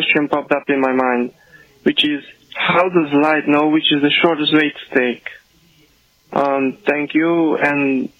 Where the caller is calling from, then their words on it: Hungary; I'm calling from Hungary.